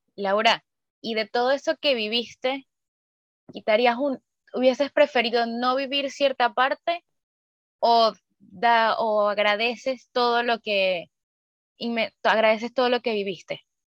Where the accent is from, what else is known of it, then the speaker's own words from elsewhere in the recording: Venezuela; now in Chile; nosotras tres somos de Venezuela